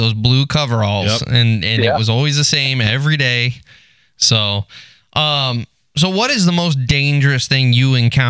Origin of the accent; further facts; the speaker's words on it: Texas, United States; moved away; I'm originally from Texas.